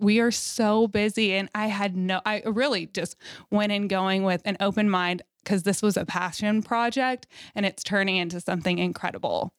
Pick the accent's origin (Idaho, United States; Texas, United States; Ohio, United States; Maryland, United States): Texas, United States; Fort Worth; Fort Worth is my hometown. I'm born and raised there